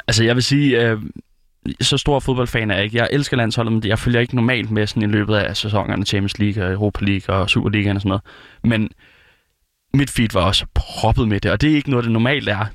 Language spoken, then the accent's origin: Danish; Denmark; det er jo op, hvor jeg er fra